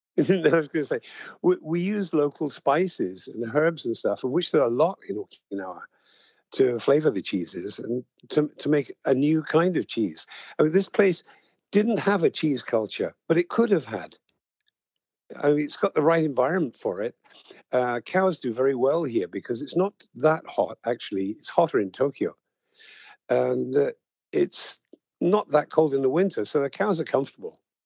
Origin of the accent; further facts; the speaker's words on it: United Kingdom; I'm British